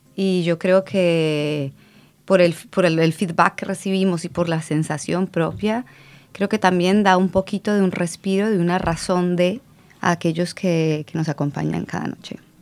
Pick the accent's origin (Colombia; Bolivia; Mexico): Colombia; now in Barcelona, Spain; yo soy colombiana